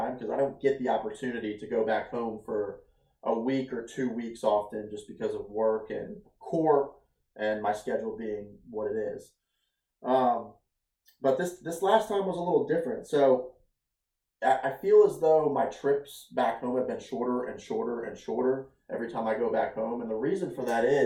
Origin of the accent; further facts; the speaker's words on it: Ohio, United States; moved away as an adult; now in Virginia, United States; 7 years ago, I moved away from Ohio. I moved away from my parents. I moved away from my family, and I started my own journey out here in Virginia